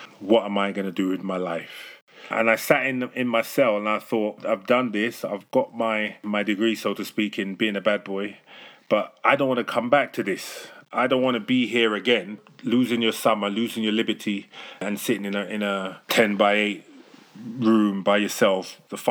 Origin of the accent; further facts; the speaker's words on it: London, United Kingdom; So I'm from London in England, the UK. And I grew up in a rough, tough neighborhood called Stonebridge in Harlesden.